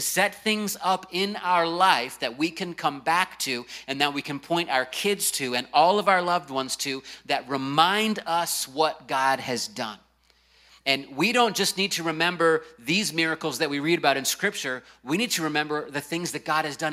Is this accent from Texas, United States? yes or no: no; Virginia Beach, Virginia, United States; the house I grew up in Virginia Beach, Virginia